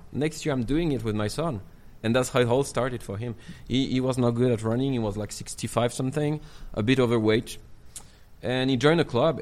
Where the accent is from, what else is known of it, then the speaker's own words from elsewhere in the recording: Marseille, Provence-Alpes-Côte d'Azur, France; English is a second language; now in Chongqing, China; I'm from Provence. You know, uh, Marseille